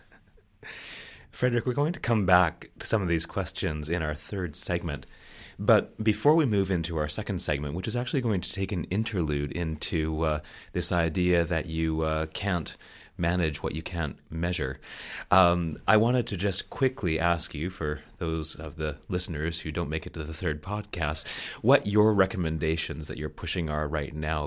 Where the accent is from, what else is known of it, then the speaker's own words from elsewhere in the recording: Canada; I'm a Canadian